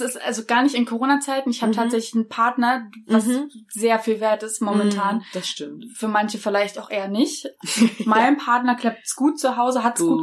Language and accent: German; Berlin, Germany; für mich als Berlinerin